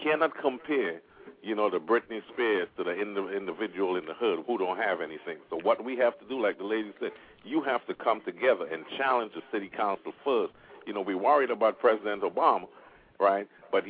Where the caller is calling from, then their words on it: Oklahoma, United States; I'm calling from Oklahoma, sir.